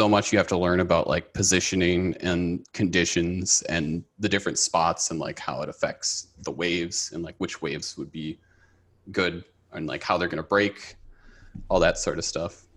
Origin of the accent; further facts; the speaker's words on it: Minneapolis, Minnesota, United States; moved away as an adult; also born or lived in Tokyo, Japan; now in Los Angeles, United States; I grew up in, uh, the Twin Cities with Asia